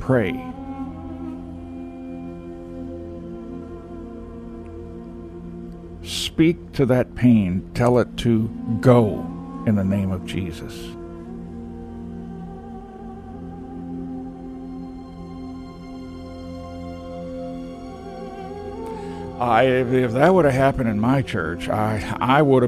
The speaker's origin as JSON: {"language": "English", "region": "Texas", "country": "United States", "said": "I'm a Texan"}